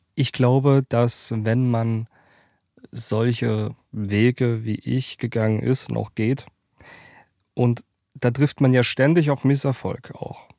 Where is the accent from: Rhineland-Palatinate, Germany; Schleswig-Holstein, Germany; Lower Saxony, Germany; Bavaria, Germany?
Rhineland-Palatinate, Germany; Worms; also born or lived in Mannheim; Ich bin ja aus der Pfalz aus der Kurpfalz, ähm, Mannheim, Worms sind so meine Heimatstädte.